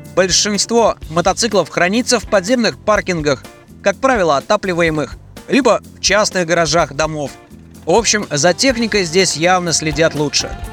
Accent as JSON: {"language": "Russian", "country": "Russia"}